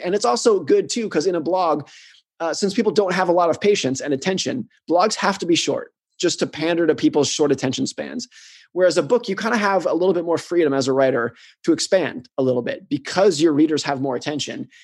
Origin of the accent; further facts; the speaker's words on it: United States; I grew up in the United States. I live in the United States.